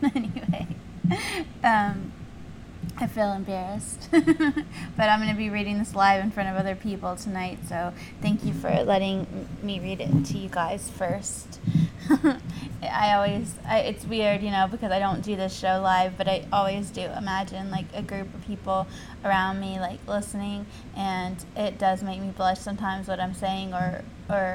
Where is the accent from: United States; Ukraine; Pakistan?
United States; the South; where I grew up in the South, there weren't a lot of Mormons, period.